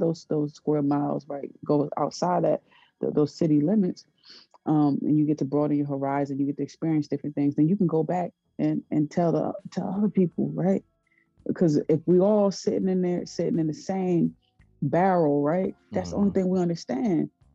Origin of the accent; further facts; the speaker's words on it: Paterson, New Jersey, United States; I'm from Paterson, New Jersey, in the inner city